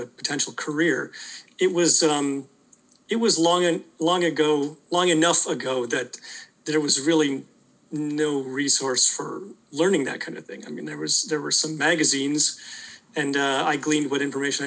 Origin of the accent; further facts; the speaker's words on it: Welland, Ontario, Canada; I grew up in like a rural area near Niagara Falls. It's in a city called Welland